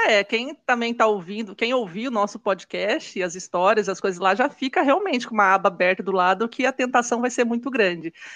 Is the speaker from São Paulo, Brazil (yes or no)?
no; Londrina, Paraná, Brazil; eu sou de Londrina, no Paraná